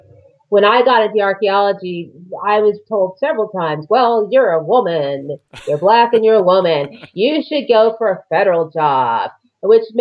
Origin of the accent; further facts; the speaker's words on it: Los Angeles, California, United States; moved away as an adult; also born or lived in Nevada / Mojave Desert, California; now in Arizona, United States; I'm from California originally. I grew up in the Los Angeles area.